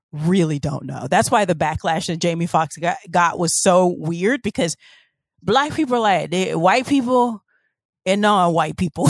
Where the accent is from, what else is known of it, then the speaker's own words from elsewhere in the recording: the South, United States; growing up in the South